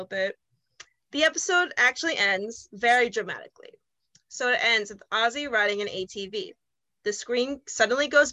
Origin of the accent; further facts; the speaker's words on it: United States; I'm American